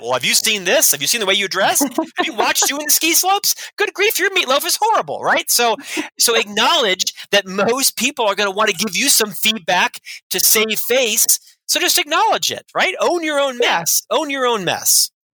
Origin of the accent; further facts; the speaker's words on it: Orlando, Florida, United States; moved away as an adult; now in Salt Lake City, United States; I'm from Orlando, Florida, originally, born and raised in ah. Central Florida. I lived there for the first half of my life, 26 years